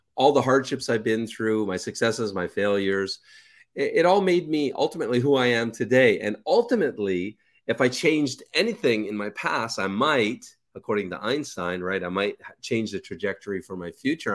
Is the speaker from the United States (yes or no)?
no; Canada; moved away as an adult; also born or lived in Ukraine / Kelowna, British Columbia; I'm Canadian